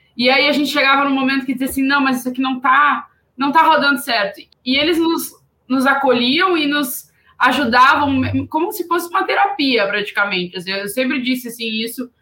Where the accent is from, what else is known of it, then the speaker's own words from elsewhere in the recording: interior of Rio Grande do Sul, Brazil; Eu sou do interior do Rio Grande do Sul